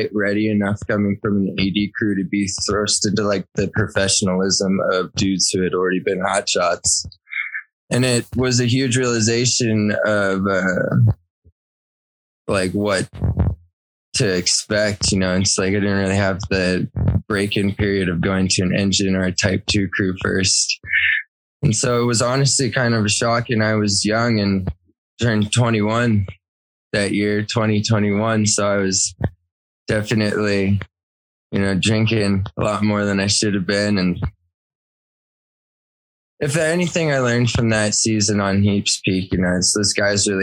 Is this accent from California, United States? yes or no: yes; Victorville, California, United States; I'm from Southern California, Victorville